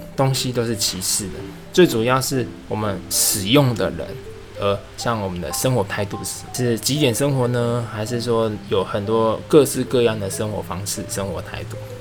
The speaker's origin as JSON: {"language": "Chinese", "region": "Tainan", "country": "Taiwan", "tie": "born or raised there", "also_born_or_lived": "New Taipei, Taiwan / Suzhou, China / Kunshan, China", "moved": "yes", "lives_now": "Shanghai, China", "said": "我们是从台南南部小孩上来的"}